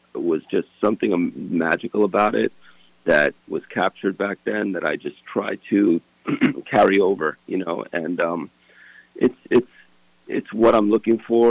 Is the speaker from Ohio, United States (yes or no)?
no; Fort Lee, New Jersey, United States; also born or lived in Hackensack, New Jersey; I was born and raised in Fort Lee, New Jersey